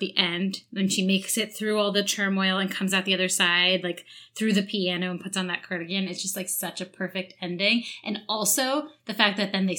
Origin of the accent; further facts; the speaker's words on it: New Jersey, United States; I'm from Jersey.